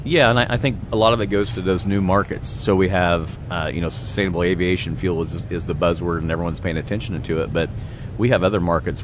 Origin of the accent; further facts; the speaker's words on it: Garnett, Kansas, United States; my hometown in, of Garnett, Kansas, 3,200